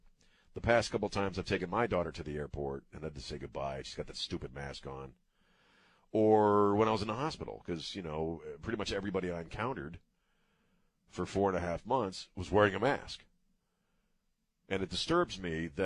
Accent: Maryland, United States; also born or lived in Colorado; now in Texas, United States; where I grew up in Maryland.

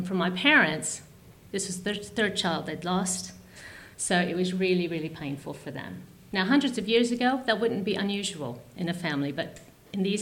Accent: United States; I grew up in America.

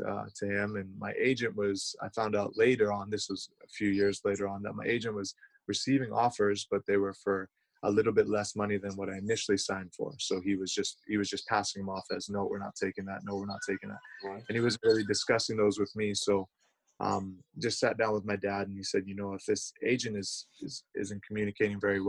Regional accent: Canada; moved away as an adult; also born or lived in United States; growing up in Canada, we learn French.

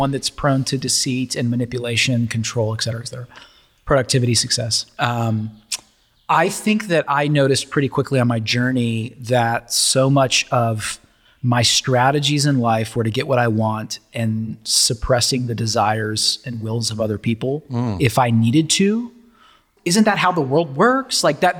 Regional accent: Brentwood, Tennessee, United States; now in Charleston, United States; I was raised in Brentwood, Tennessee, so I feel like it's kind of a homecoming being back this way.

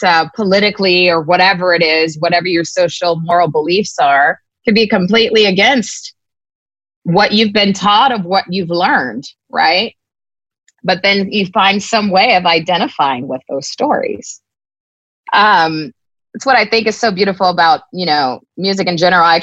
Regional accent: United States; us as African Americans

